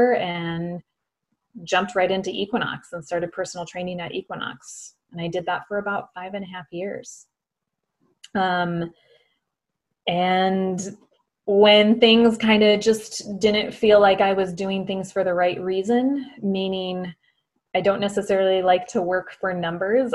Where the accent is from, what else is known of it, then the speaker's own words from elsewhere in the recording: Morristown, Minnesota, United States; accent: Minnesota; moved away as an adult; now in Los Angeles, United States; born and raised in Minnesota, a very small town called Morristown, Minnesota, to be exact.